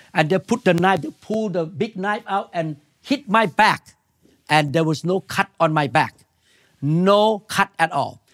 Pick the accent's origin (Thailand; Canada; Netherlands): Thailand; moved away; I came from Thailand.